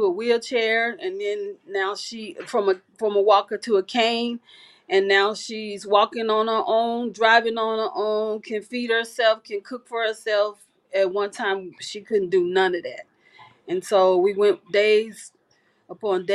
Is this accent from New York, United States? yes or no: no; Las Vegas, Nevada, United States; Our hometown is Las Vegas. I was born and raised here in Las Vegas.